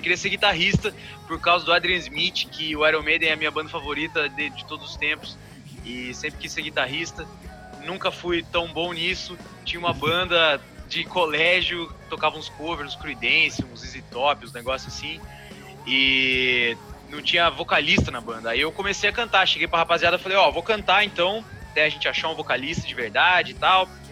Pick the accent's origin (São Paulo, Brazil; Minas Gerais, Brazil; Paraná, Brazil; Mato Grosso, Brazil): Paraná, Brazil; Cascavel; moved away as an adult; also born or lived in Chapecó, Santa Catarina; now in Curitiba, Brazil; vim visitar minha família na minha cidade natal, Cascavel, no Paraná